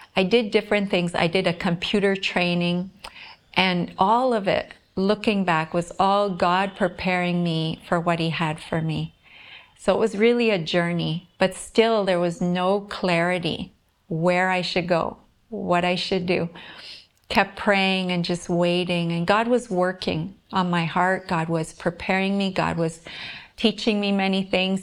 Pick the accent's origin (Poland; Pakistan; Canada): Canada; Whitemouth, Manitoba; moved away as an adult; now in Visakhapatnam, India; I'm from White Mouse, Manitoba, Canada, a small town there, and I'm living now in Visakhapatnam, India.